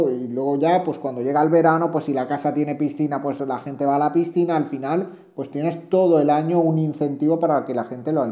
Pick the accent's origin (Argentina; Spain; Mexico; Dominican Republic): Spain; Granada, Andalusia; yo que soy de Granada